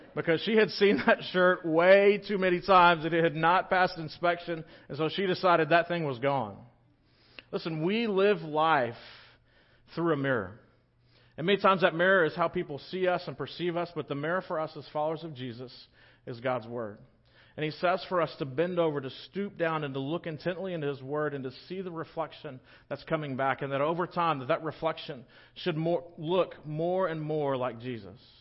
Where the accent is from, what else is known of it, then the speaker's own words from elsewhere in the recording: Victoria, Texas, United States; also born or lived in Littleton; now in La Grange, United States; I grew up in Victoria, not too far from here